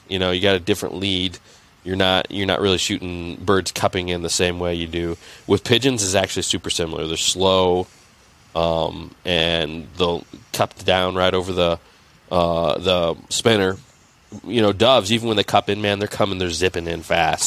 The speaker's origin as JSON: {"language": "English", "region": "Indiana", "country": "United States", "tie": "born or raised there", "said": "I grew up in Indiana"}